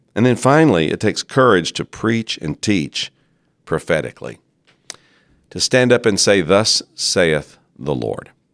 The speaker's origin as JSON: {"language": "English", "country": "United States", "said": "In the American church"}